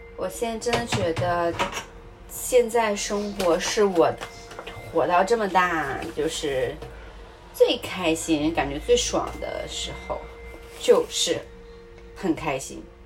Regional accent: Hebei, China; moved away as an adult; also born or lived in Australia; 我从小出生在河北，然后环境污染很严重

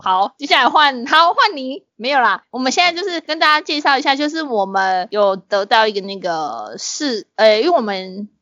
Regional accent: Tainan, Taiwan; 我们台南人就是这样子

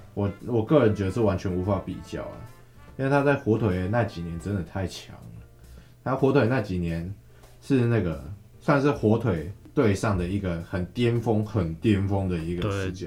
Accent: Kaohsiung, Taiwan; 身为高雄人，我是挺啊，我蛮挺的，我个人很希，很，很希望高雄是有支球队的

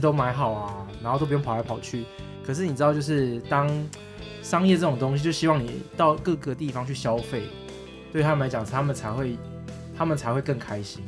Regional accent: Taoyuan, Taiwan; 我的故乡桃园

